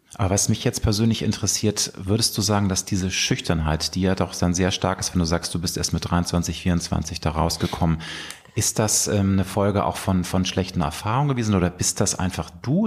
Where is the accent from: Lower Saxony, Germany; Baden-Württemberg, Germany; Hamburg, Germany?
Hamburg, Germany; in meiner Heimatstadt Hamburg